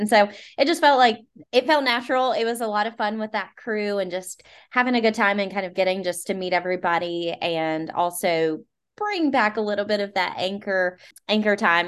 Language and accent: English; Southwest Virginia, United States; I'm from Southwest Virginia